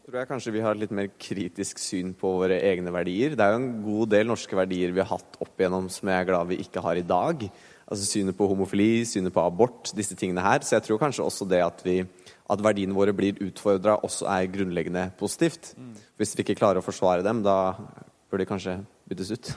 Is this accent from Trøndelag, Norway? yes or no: no; Hedmark, Innlandet, Norway; Jeg er fra Hedmark. Odelsgutt, til og med